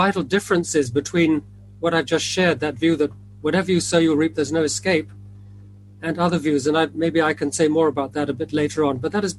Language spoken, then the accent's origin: English; India; born there; As you mentioned, I was born in India, and I went back to work in 1966, a long time ago.